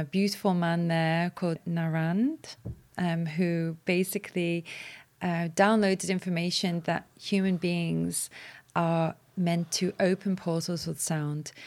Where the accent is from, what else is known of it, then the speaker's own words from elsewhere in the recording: Walton, England, United Kingdom; as a child growing up in Walton